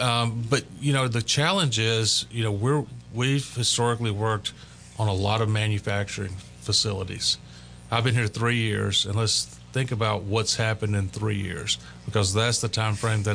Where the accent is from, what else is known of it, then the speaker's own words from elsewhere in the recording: Laurel, Mississippi, United States; also born or lived in North Louisiana; now in Tyler, United States; but I'm from Laurel, Mississippi.